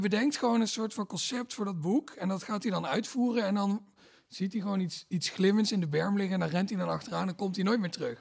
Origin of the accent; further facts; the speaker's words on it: Limburg, Netherlands; ik kom uit Limburg, daar heb je heel weinig dominees